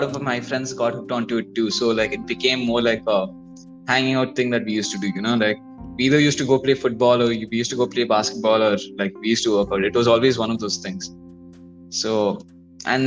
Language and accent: English; Bangalore, Karnataka, India; All of us are from Bangalore.